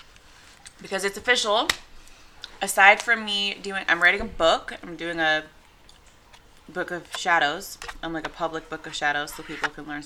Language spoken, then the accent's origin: English; England, United Kingdom; moved away; I'm from England. I was born there